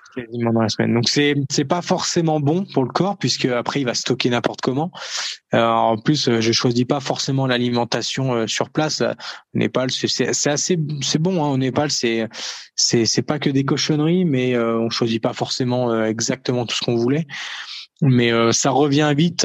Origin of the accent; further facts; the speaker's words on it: France; nous en France